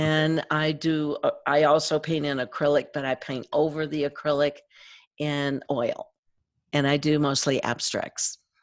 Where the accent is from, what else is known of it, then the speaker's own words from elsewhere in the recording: East Tennessee, United States; I grew up in East Tennessee on a farm